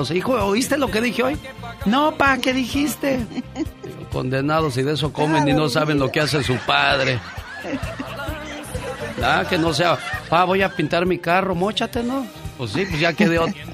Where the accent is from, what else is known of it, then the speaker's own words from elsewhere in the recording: Mexico City, Mexico; un día salí del Distrito Federal, o sea, la Ciudad de México, pero la Ciudad de México